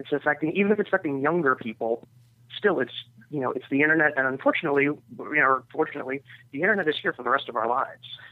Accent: New York, United States; I'm from New York.

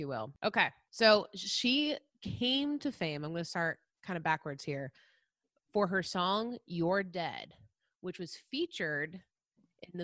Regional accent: Pine Bush, New York, United States; my hometown where I grew up in New York is known as the UFO Central of the East Coast

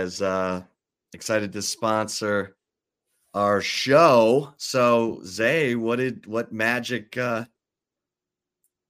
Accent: Kalamazoo, Michigan, United States; also born or lived in Detroit, Michigan; I was born in Henry Ford Hospital in downtown Detroit. Lived there until I was, five. And then we moved to Kalamazoo

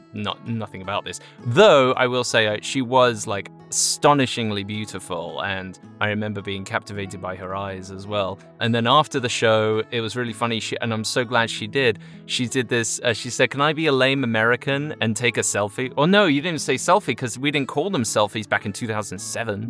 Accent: Chelmsford, East of England, United Kingdom; moved away; originally from Chelmsford, England

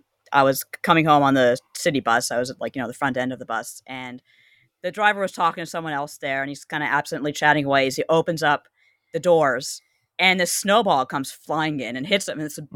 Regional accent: Canada; growing up in Canada.

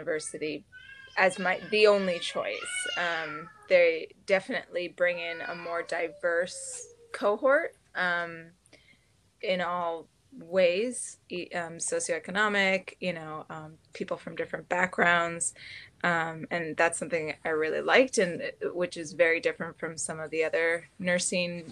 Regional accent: United States; being an American

